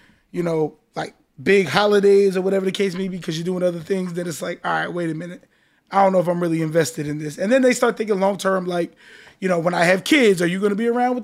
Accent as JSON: {"language": "English", "region": "New Jersey", "country": "United States", "moved": "yes", "lives_now": "Miami, United States", "said": "I'm from Jersey"}